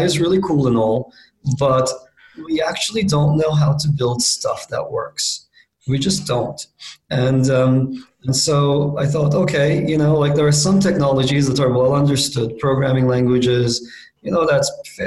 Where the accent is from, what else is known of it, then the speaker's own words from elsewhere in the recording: Istanbul, Turkey; moved away as an adult; also born or lived in Princeton, United States; I grew up in Istanbul, Turkey